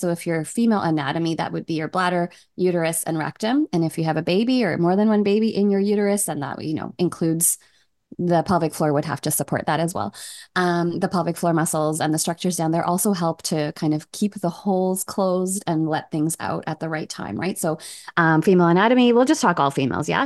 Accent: Canada; also born or lived in Toronto; I'm from Canada. I live in Toronto with my husband and my eight-year-old.

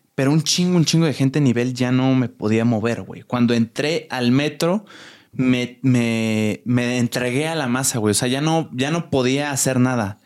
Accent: Querétaro, Mexico; now in Mexico City, Mexico; yo soy foráneo, soy de Querétaro

